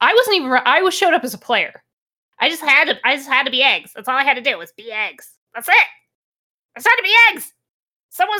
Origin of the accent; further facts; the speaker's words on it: United States; I'm American